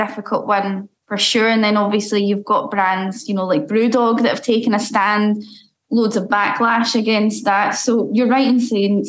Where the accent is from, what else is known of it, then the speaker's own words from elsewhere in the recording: Scotland, United Kingdom; as a Scottish person